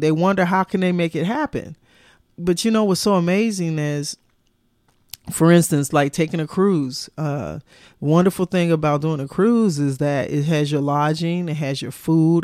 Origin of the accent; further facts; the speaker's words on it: United States; as an American and traveling to Europe